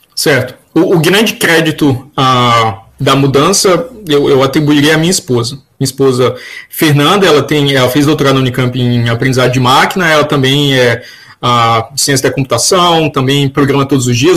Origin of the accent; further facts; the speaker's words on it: João Pessoa, Paraíba, Brazil; also born or lived in Campina Grande; Na Paraíba, eu nasci em Campina Grande, fui criado em João Pessoa, na capital